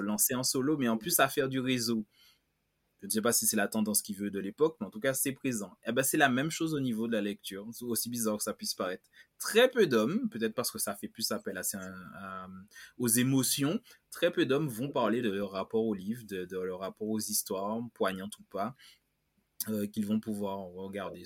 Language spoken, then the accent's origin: French; Martinique; je parle en tant que Martiniquais